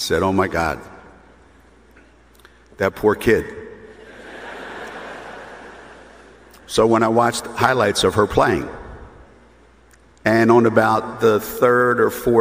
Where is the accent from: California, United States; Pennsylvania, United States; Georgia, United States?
Pennsylvania, United States; Philadelphia; moved away; also born or lived in Storrs, Connecticut; I was born in Philadelphia, went to Philly